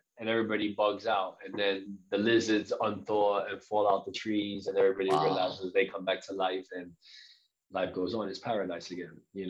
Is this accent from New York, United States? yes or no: yes; New York City, New York, United States; moved away; I'm from the Bronx, so I know it.